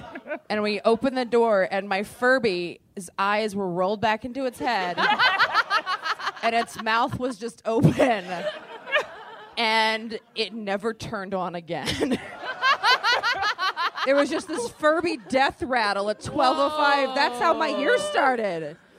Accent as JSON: {"language": "English", "region": "California", "country": "United States", "said": "Yeah, we're from California."}